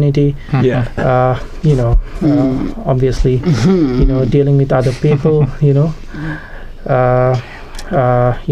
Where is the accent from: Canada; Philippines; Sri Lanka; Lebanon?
Sri Lanka; moved away as an adult; now in New Zealand; I'm originally from Sri Lanka. I came to New Zealand for higher studies